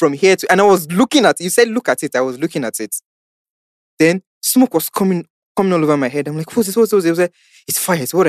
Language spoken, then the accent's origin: English; Ibadan, Oyo, Nigeria; So I said, but I'm from Ibadan. Do you not expect me to go back all the way to Ibadan? I don't live in Lagos.